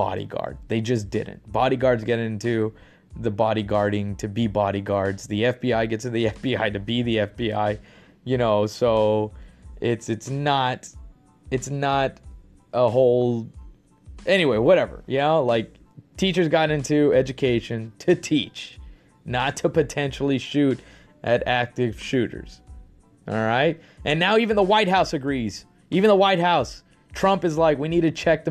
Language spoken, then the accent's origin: English; Texas, United States; now in California, United States; I'm from Texas. I live in California, and I am proud to be a Texan. I'm proud that I grew up in Texas